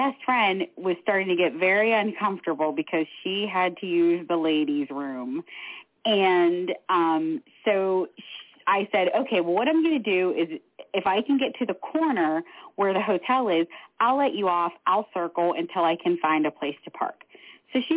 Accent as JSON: {"language": "English", "town": "Pittsburgh", "region": "Pennsylvania", "country": "United States", "said": "I'm from Pittsburgh"}